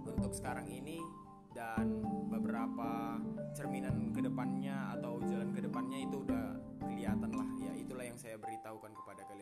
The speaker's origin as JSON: {"language": "Indonesian", "town": "Pematangsiantar", "region": "North Sumatra", "country": "Indonesia", "said": "saya asal Pematang Siantar."}